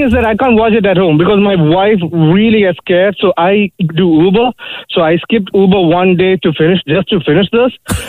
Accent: India; moved away; I'm from India.

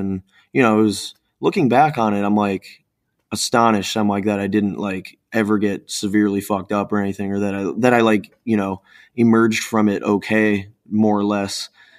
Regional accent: Cleveland, Ohio, United States; So like growing up in Cleveland, I definitely came into things a bit more on, you know, the more hardcore end of things.

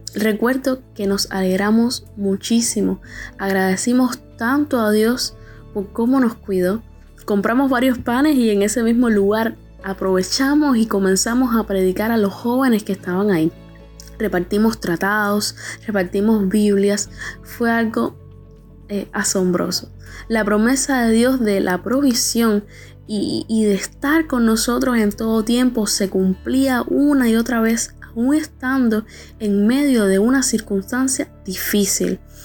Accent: Cuba; Soy de Cuba

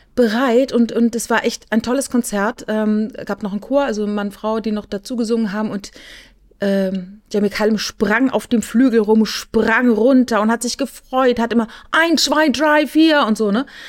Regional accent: near Karlsruhe, Baden-Württemberg, Germany; ich komme ja aus der Nähe von Karlsruhe

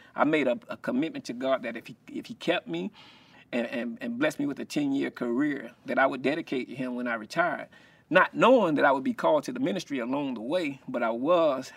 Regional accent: Columbia, South Carolina, United States; growing up in Columbia, South Carolina

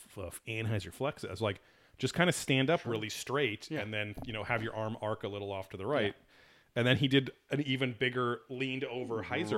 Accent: England, United Kingdom; Well, I'm from England, right?

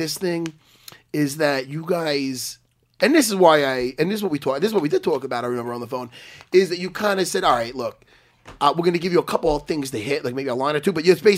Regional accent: New York, United States; I'm from New York

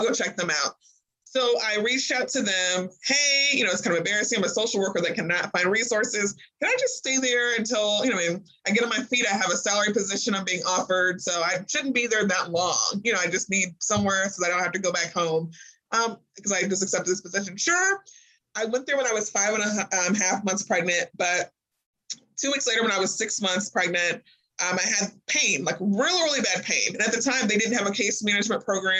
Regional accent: Springfield, Illinois, United States; moved away as an adult; now in Kentucky, United States; I'm not originally from Kentucky. I'm from Springfield, Illinois

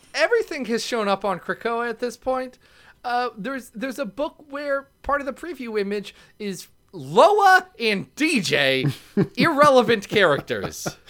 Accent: Ohio, United States; I'm from Ohio

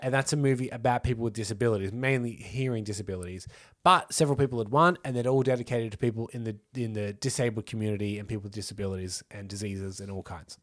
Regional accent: Australia; we're Australian.

